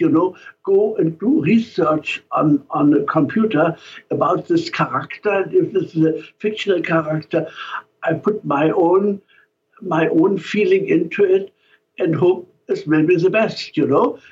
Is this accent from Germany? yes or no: yes; Germany; accent: German; now in San Francisco, United States; with my German accent